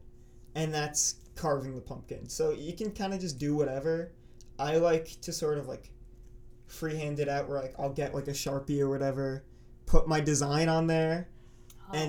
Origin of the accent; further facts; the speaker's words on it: New York, United States; I'm from New York.